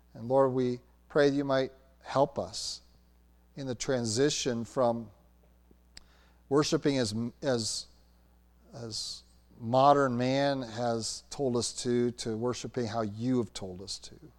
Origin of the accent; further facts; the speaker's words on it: United States